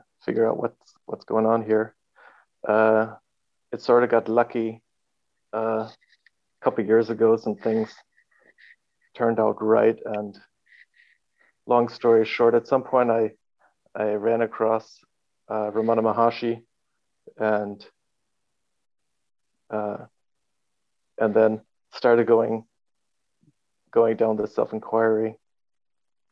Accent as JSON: {"language": "English", "town": "Carlsbad", "region": "California", "country": "United States", "tie": "born or raised there", "also_born_or_lived": "Oceanside, California", "moved": "as an adult", "lives_now": "Germany", "said": "I was born and spent a lot of time in Carlsbad."}